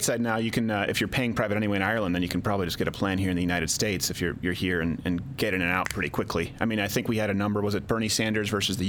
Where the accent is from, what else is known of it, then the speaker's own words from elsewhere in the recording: Canada; moved away; when I was raised in Canada